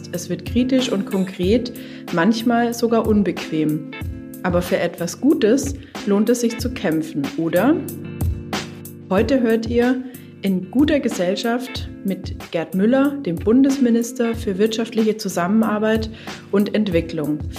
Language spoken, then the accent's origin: German; Lake Constance, Germany; Sein Wahlkreis liegt ungefähr da, wo ich herkomme, nämlich am Bodensee.